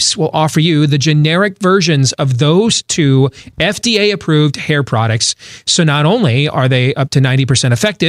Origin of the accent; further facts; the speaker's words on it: West Michigan, United States; moved away; Where I grew up, West Michigan.